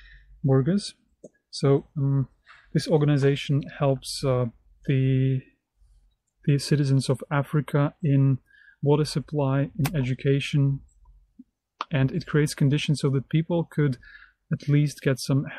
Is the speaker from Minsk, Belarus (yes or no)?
no; Brest, Brest Region, Belarus; English is a second language; an entrepreneur from Belarus, from the city of Brest. Hello, dear friends. … I'm an entrepreneur from Belarus.